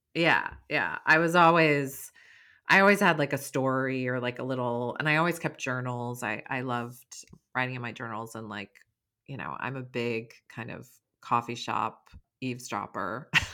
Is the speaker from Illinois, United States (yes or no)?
no; Stockbridge, Massachusetts, United States; moved away; also born or lived in St. Croix, US Virgin Islands; My hometown is Stockbridge